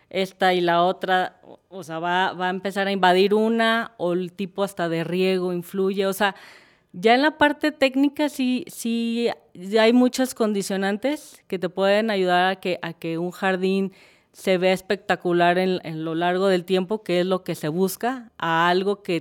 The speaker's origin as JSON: {"language": "Spanish", "region": "Colima", "country": "Mexico", "moved": "yes", "lives_now": "Guadalajara, Mexico", "said": "soy originaria de Colima, de, pero pues ya soy más adoptada tapatía que nada, pues ya llevo más de 38 años aquí."}